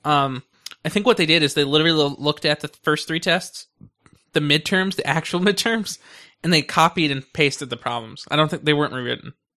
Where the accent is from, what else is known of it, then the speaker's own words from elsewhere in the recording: United States; I'm loyal to America since I'm in America. I'm an American.